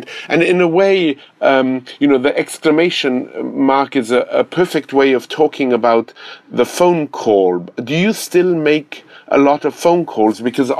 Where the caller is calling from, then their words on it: Manhattan, New York, United States; I am speaking from Manhattan, and I'm sorry to reverse the charges to you.